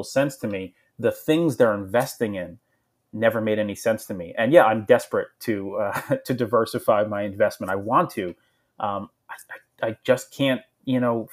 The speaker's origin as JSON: {"language": "English", "region": "New Jersey", "country": "United States", "tie": "born or raised there", "said": "I grew up in Jersey"}